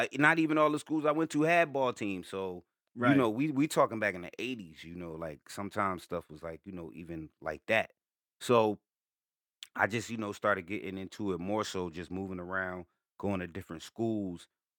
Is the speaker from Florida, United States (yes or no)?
no; Newark, New Jersey, United States; I mean, I'm from Brick City, Newark, New Jersey, but I moved around a lot.